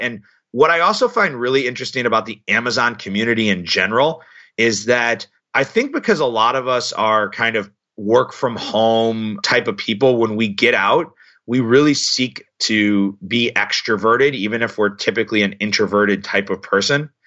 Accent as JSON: {"language": "English", "town": "St. Louis", "region": "Missouri", "country": "United States", "said": "I'm from Saint Louis"}